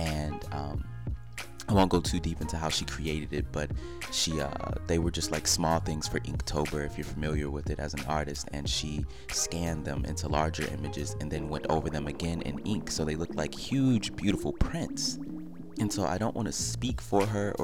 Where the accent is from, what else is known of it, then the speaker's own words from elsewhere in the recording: Detroit, Michigan, United States; I was born on Linwood and Dexter. I'm a Detroit native, born here